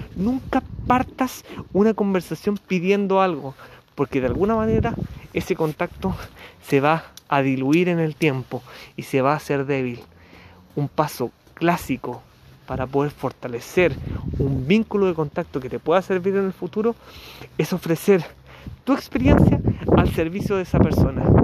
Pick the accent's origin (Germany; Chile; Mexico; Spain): Chile; periodista de Chile